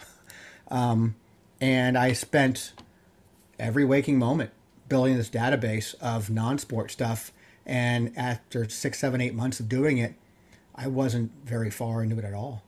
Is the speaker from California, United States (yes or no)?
yes; Yorba Linda, California, United States; I grew up in Yerblin, California